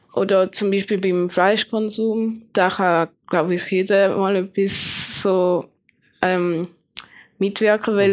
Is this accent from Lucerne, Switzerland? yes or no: no; Schaffhausen, Switzerland; ich komme aus Schaffhausen